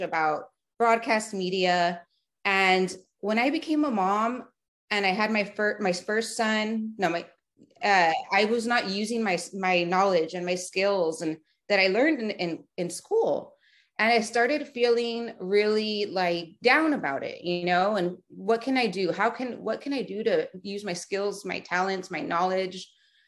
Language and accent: English; Edinburg, Texas, United States; moved away as an adult; also born or lived in McAllen, Texas; I'm born and raised in the Rio Grande Valley of South Texas. I was born in McAllen, Texas, raised in Edinburgh, Texas. So I lived there my whole life. And then I moved around 24